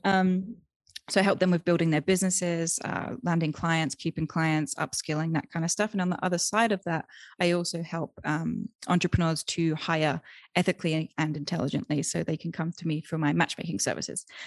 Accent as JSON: {"language": "English", "country": "United Kingdom", "tie": "born or raised there", "also_born_or_lived": "Thailand / Germany / Austria", "moved": "as an adult", "lives_now": "Guanajuato, Mexico", "said": "I'm originally from the U K. I have, um, dual citizenship with the U S, but I grew up in the U K."}